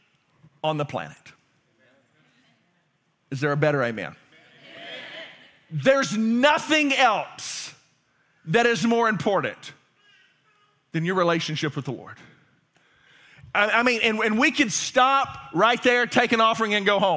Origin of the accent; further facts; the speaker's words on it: Louisiana, United States; I'm from Louisiana